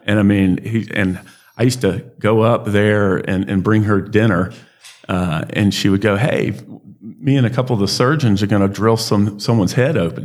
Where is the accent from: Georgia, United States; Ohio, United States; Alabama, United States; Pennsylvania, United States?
Alabama, United States; we're from Alabama